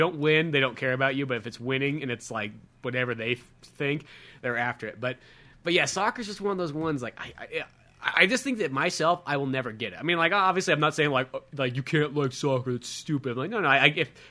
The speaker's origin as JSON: {"language": "English", "country": "United States", "said": "being an American"}